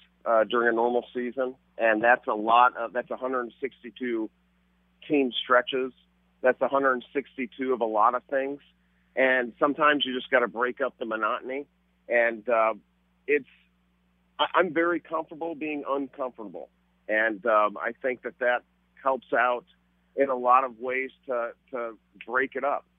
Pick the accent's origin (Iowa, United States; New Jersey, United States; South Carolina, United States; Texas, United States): Iowa, United States; Newton; moved away; also born or lived in Chicago; I'm from Newton, Iowa